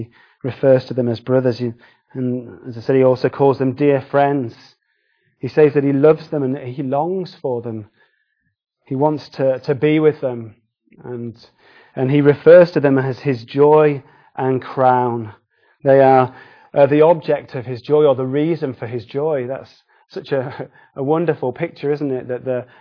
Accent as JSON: {"language": "English", "country": "United Kingdom", "said": "we're British"}